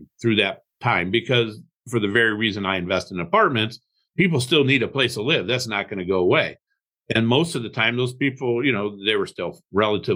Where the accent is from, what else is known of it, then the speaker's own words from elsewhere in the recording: Toledo, Ohio, United States; also born or lived in Cleveland, Ohio; I grew up in Toledo, Ohio. Moved to Cleveland in 1991